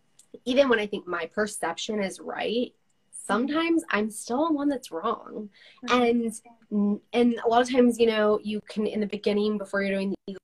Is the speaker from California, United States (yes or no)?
yes; California, United States; now in Utah, United States; Because I came from California, very Democrat